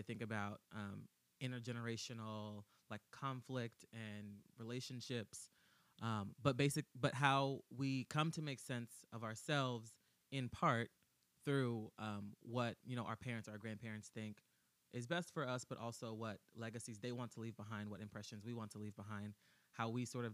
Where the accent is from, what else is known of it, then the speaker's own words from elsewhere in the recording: Austin, Texas, United States; moved away as an adult; now in New York, United States; I'm originally from Austin